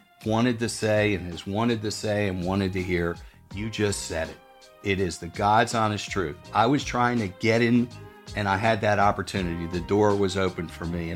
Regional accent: Philadelphia, Pennsylvania, United States; moved away as an adult; now in South Carolina, United States; I'm from Philadelphia

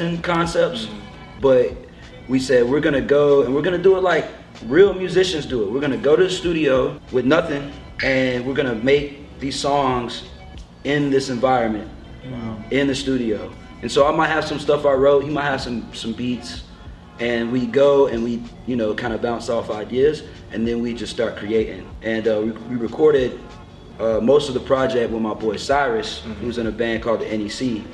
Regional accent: North Carolina, United States; moved away; I'm from North Carolina originally.

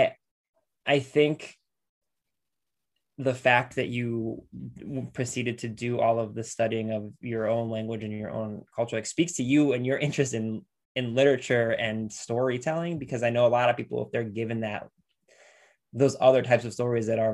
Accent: Lorain, Ohio, United States; I grew up in Lorain, Ohio

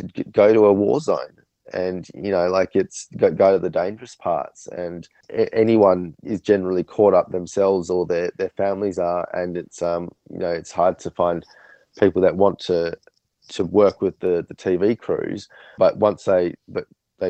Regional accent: Australia; we're from Australia

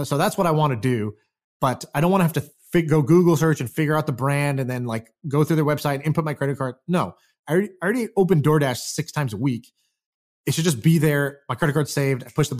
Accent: Houston, Texas, United States; I grew up in Houston, Texas in middle school.

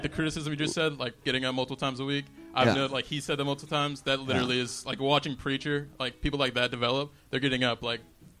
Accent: Pittsburgh, Pennsylvania, United States; moved away as an adult; now in Los Angeles, United States; I'm from Pittsburgh.

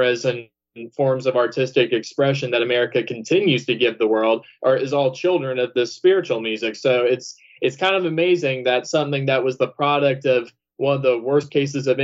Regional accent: Georgia, United States; I'm from the South. I mean, I'm from Georgia

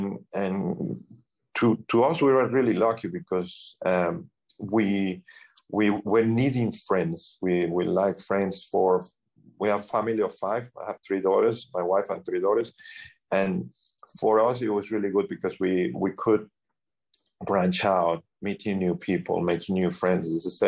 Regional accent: Sydney, New South Wales, Australia; moved away; As I say, we came from Australia, Sydney, Australia.

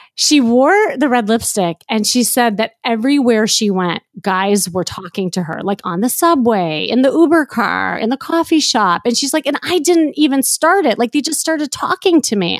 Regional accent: Chicago, Illinois, United States; moved away as an adult; now in Los Angeles, United States; I'm blonde hair, blue eye from L A, but really I'm from Chicago

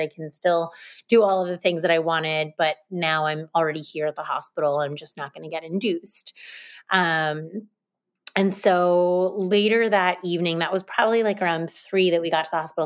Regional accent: United States; moved away as an adult; also born or lived in Hoboken, New Jersey / Franklin, Massachusetts / Boston, Massachusetts; now in New York City, United States; I grew up in New Jersey and Massachusetts, and I'm a relatively recent transplant to New York City

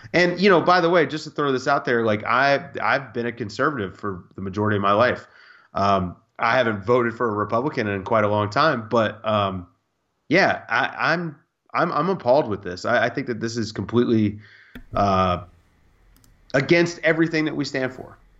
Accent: United States; I'm an American citizen

